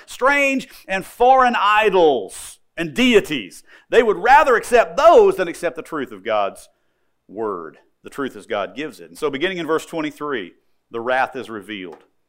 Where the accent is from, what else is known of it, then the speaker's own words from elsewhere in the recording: United States; I'm an American